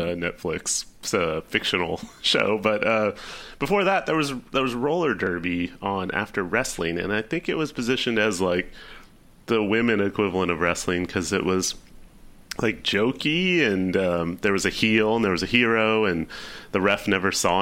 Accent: Southern California, United States; growing up in Southern California

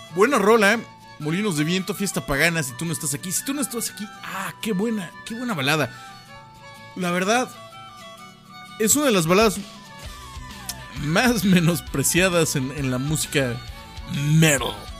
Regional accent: Mexico; somos dos mexicanos

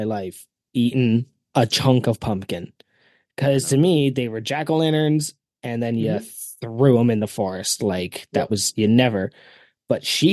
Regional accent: Canada; As a Canadian

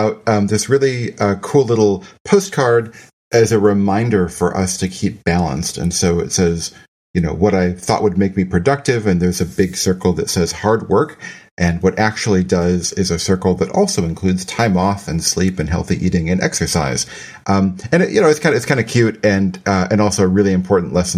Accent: United States; As an American

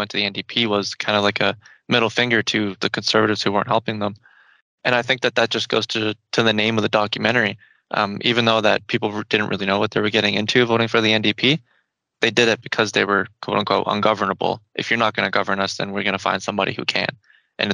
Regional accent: Ontario, Canada; moved away as an adult; now in Alberta, Canada; I'm from Ontario. And I moved here last year because Alberta is the land of second chances.

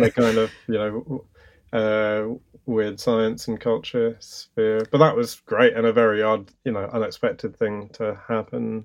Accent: London, United Kingdom; I grew up in London

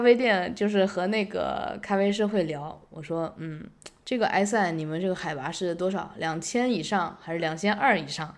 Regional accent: Yangzhou, Jiangsu, China; moved away; 我家乡啊，扬州比较像

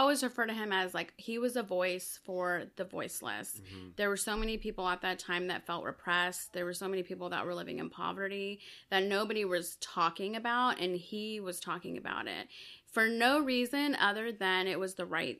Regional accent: El Salvador; So I was born in El Salvador, so I'm Salvadoran.

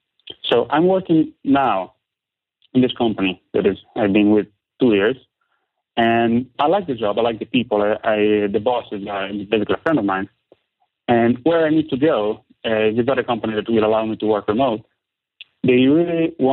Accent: San Marino; English is a second language; So, I come from Italy.

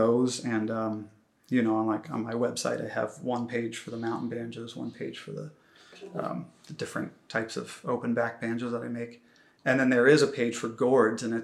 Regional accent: Ohio, United States; moved away as an adult; also born or lived in New York City; now in Portland, United States; I'm originally from Ohio and I moved out there for grad school

